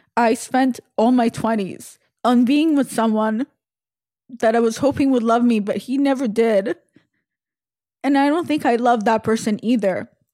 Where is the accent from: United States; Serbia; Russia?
Russia; when I was born in Russia, my father was in the Navy, in the Russian Navy